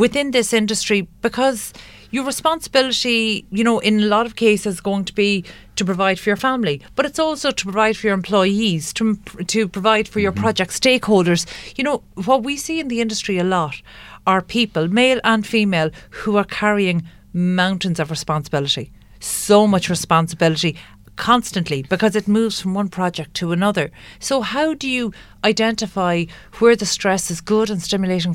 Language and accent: English; Ireland; As Irish people